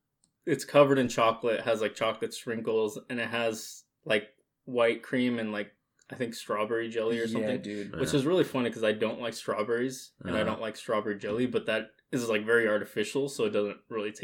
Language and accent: English; Eastern Oregon, United States; first language Spanish; English is a second language; moved away as an adult; I grew up in Eastern Oregon. I was born there. Never moved in my life until came over here to college.